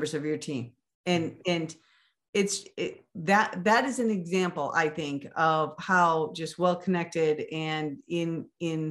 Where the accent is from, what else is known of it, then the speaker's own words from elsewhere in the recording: Maine, United States; now in Arizona, United States; I grew up in Maine